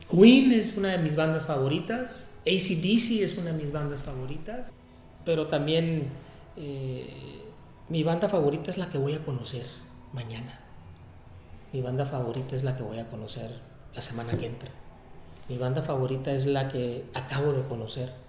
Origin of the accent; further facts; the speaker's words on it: Tijuana, Baja California, Mexico; also born or lived in San Diego; soy de Tijuana, nacido en San Diego, eh, pero criado en Tijuana.